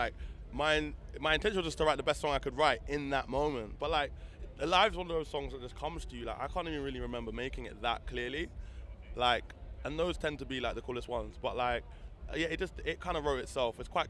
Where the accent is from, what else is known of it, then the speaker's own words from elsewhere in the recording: London, United Kingdom; I'm from London. Okay, London. Yeah, Camden Town.